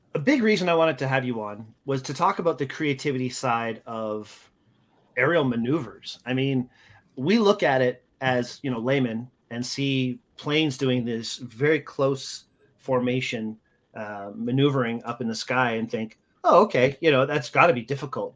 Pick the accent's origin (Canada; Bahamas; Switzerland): Canada; moved away; also born or lived in United States; as a Canadian, uh, I'm very proud of. I've lived in the States for a long time